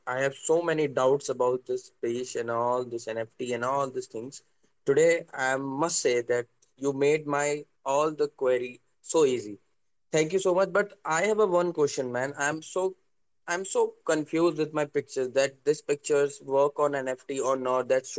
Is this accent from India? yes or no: yes; India; I'm from India. I'm a photographer. I'm capturing my country from last 5 or 6 years.